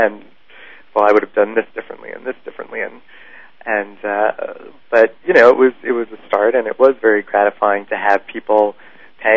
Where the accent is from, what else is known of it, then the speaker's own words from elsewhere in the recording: New York City, New York, United States; I grew up in Manhattan